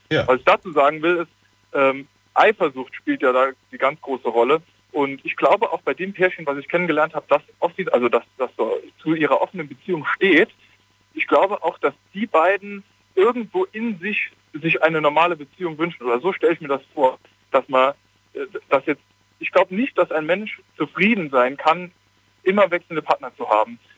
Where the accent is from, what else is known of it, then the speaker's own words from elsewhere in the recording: Saarland, Germany; Äh, ich komme eigentlich aus dem Saarland.